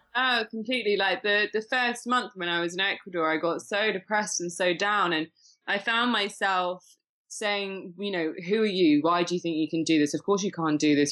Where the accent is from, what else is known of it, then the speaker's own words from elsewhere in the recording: Shrewsbury, West Midlands, United Kingdom; also born or lived in Winchester; now in Leicestershire, United Kingdom; I was born in Shropshire